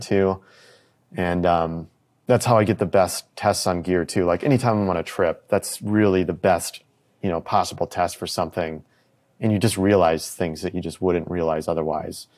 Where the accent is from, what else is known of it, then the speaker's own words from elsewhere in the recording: United States; me as an American